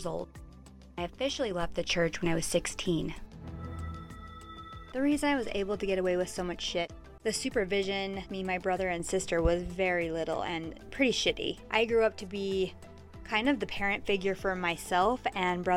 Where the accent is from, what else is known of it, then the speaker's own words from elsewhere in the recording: Pleasant Grove, Utah, United States; I grew up here in Utah in a little bubble called Pleasant Grove.